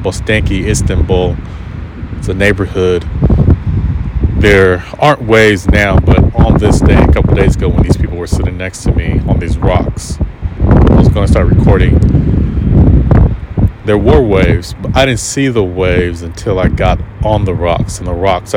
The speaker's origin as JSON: {"language": "English", "country": "United States", "moved": "yes", "said": "I'm American."}